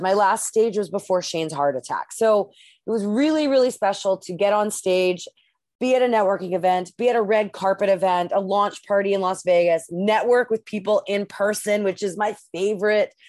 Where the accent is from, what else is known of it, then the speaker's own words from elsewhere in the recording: Canada; I'm the Canadian.